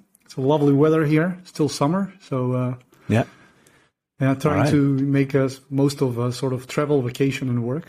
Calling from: North Macedonia; I'm calling in from Macedonia.

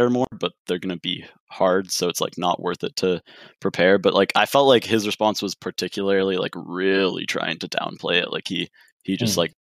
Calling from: Regina, Saskatchewan, Canada; I'm calling from Regina, Saskatchewan.

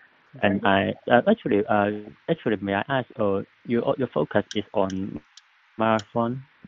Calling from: Hong Kong; from Hong Kong.

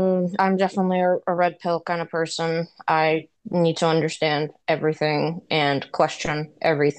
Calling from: Georgia, United States; I'm calling in from Georgia.

